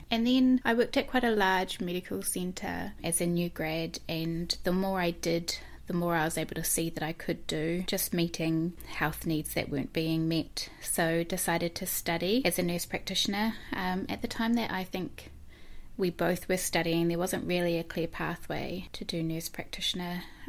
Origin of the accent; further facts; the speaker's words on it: New Zealand; So I am originally from Dyville.